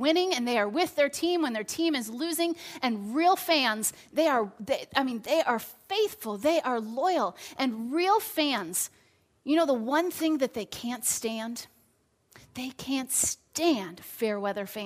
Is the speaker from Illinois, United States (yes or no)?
yes; Chicago, Illinois, United States; I grew up in Chicago